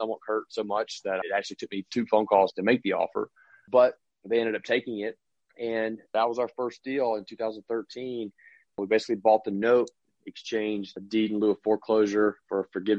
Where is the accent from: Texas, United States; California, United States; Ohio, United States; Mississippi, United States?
Mississippi, United States; moved away as an adult; also born or lived in Portland, Maine; now in Camden, Maine, United States; I'm from Mississippi originally. I went to high school there